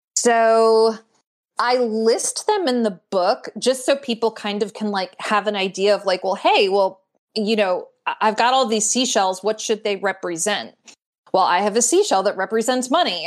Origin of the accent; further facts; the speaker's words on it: Glastonbury, Connecticut, United States; I grew up in Glastonbury, Connecticut